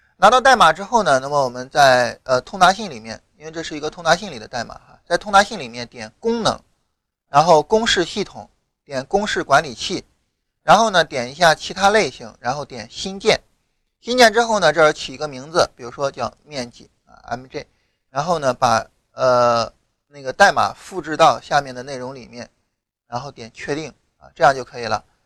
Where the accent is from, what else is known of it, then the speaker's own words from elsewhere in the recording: rural Shandong, China; 我老家山东农村的嘛